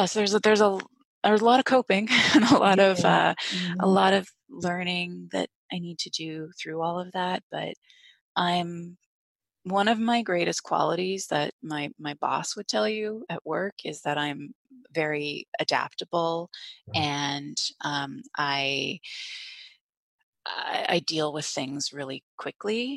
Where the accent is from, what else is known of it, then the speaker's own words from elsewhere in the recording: Canada; now in Bay Area, United States; I'm from Canada originally. So my family's all still in Canada